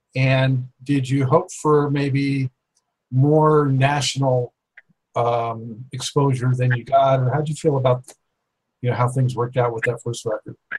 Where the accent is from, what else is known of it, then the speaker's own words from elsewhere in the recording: Los Angeles, California, United States; I was born and raised in Los Angeles